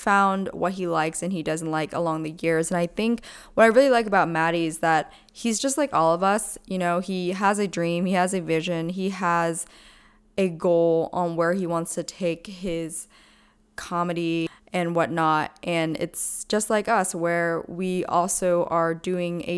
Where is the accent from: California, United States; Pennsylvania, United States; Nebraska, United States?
Pennsylvania, United States; I'm actually from Pennsylvania